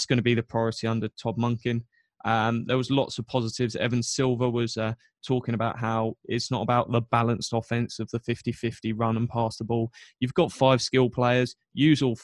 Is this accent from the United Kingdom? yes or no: yes; England, United Kingdom; I was born in England.